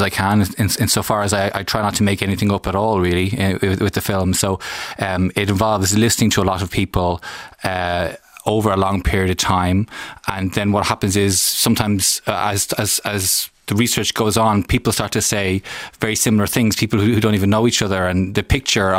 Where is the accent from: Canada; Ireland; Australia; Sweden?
Ireland; an Irish citizen